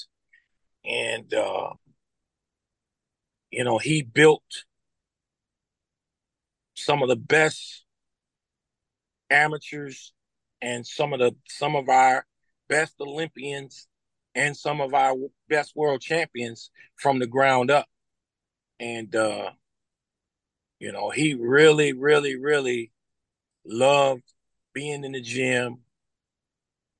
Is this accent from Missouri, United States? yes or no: yes; St. Louis, Missouri, United States; moved away; also born or lived in West Palm Beach, Florida; my hometown, St. Louis, Missouri